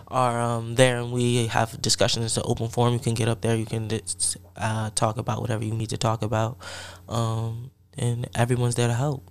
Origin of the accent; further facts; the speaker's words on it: Columbia, Maryland, United States; moved away as an adult; also born or lived in Piscataway, New Jersey; I'm from Piscataway in Columbia, Maryland. That's where I grew up in New Jersey and Maryland